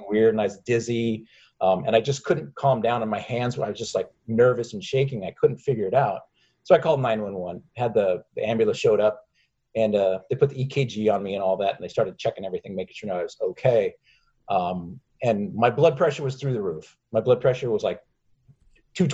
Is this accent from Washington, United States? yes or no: yes; Seattle, Washington, United States; We lived up in Seattle